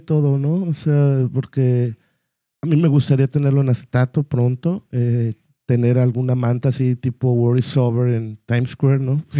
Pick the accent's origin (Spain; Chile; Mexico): Mexico; Guadalajara, Jalisco; somos de Guadalajara